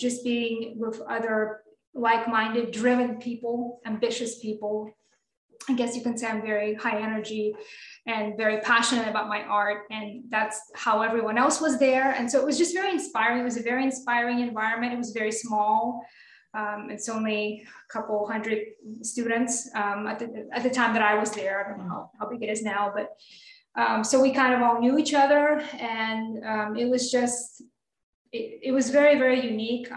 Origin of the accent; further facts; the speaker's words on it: Moscow, Russia; also born or lived in South Carolina, United States / Michigan, United States; now in Mississippi, United States; I grew up in Moscow, Russia. I'm Russian and big city girl.